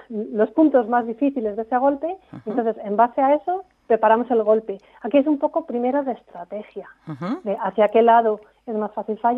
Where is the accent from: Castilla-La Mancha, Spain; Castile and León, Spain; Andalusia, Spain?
Castile and León, Spain; accent: Segovian; así hablando con gente de península ya es más difícil, me sale mi acento de verdad.